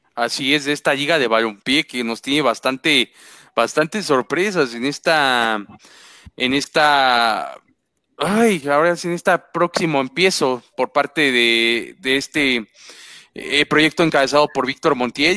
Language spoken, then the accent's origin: Spanish; Mexico; a nosotros como mexicanos